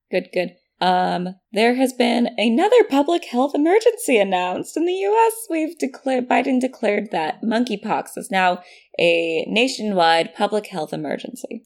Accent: California, United States; We Californians

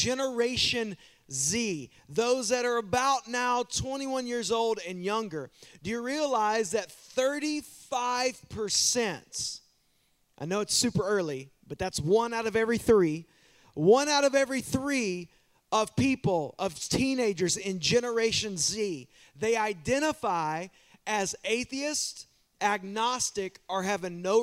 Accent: Waskom, Texas, United States; I grew up in the town called Wascom

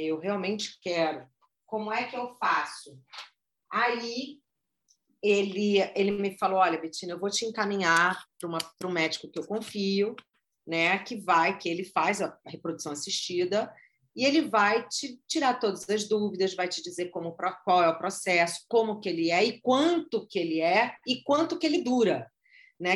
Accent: Rio de Janeiro, Brazil; sou carioca

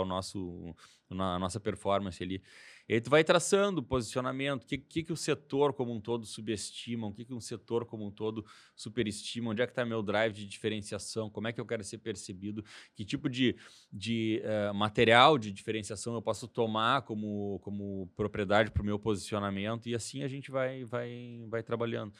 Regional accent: Porto Alegre, Rio Grande do Sul, Brazil; Sou de Porto Alegre

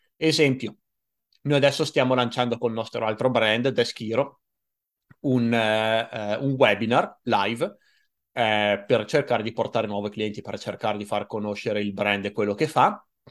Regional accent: Italy; "Sono italiano."

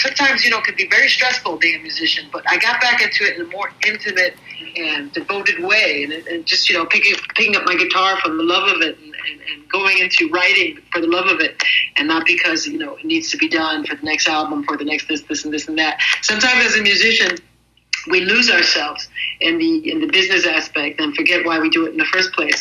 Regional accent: New York City, New York, United States; also born or lived in Paris, France; now in South of France, France; I'm originally from Brooklyn, New York

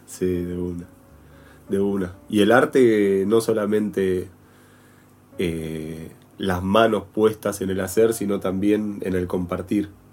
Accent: Buenos Aires, Argentina; moved away as an adult; also born or lived in Traslasierra Valley, Córdoba; Yo vengo de Almagro, de Buenos Aires.

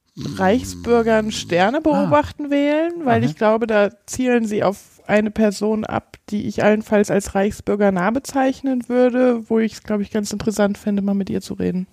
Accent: Giessen, Hesse, Germany; moved away as an adult; now in Bautzen, Germany; Mein Nest ist Gießen

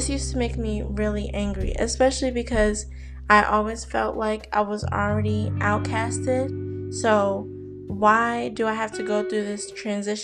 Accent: New Jersey, United States; moved away; also born or lived in Maryland; my home in Jersey

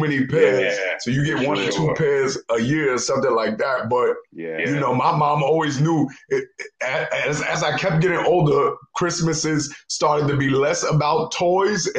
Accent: New York City, New York, United States; now in Texas, United States; So I'm from Harlem, New York. New York City kid, you know, but in addition to being from Harlem, New York, I've lived in all the boroughs except for Staten Island.

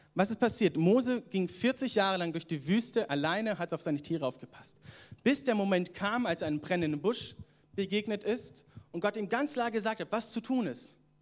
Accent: Southern Germany, Germany; moved away as an adult; also born or lived in Atlanta, United States; now in Northern Germany; ich komme ja ursprünglich aus Süddeutschland

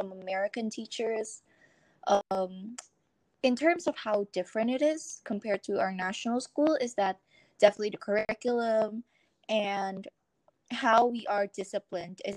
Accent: Indonesia; I am from Indonesia, and I'm still living here.

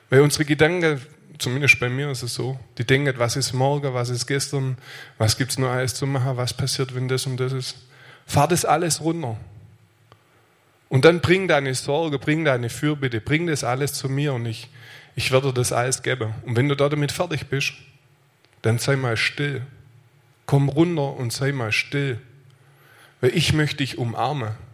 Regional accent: Aalen, Baden-Württemberg, Germany; ich komme aus Aalen.

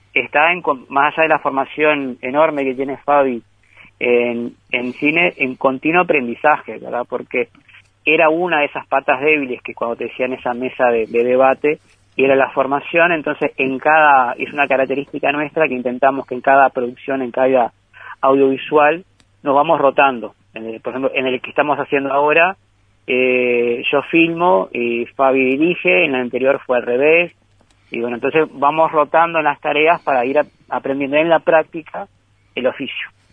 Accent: Rivera, Uruguay; a nosotros los riverenses

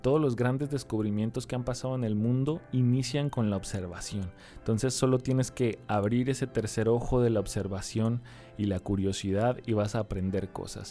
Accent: Tijuana, Baja California, Mexico; yo soy de Tijuana, Baja California

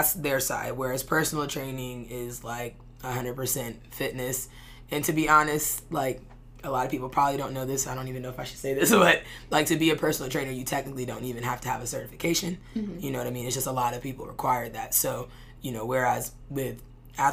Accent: Charlotte, North Carolina, United States; now in Florida, United States; We're originally from Charlotte

